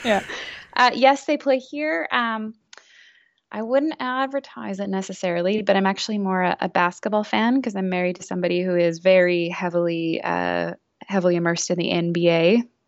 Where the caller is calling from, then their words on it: Vancouver, British Columbia, Canada; I'm calling from Vancouver. So, I live